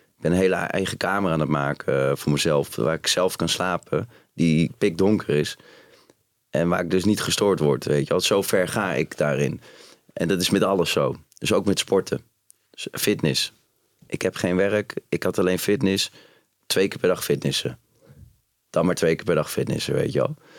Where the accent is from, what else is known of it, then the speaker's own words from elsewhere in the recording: Utrecht, Netherlands; ik ben opgegroeid in Utrecht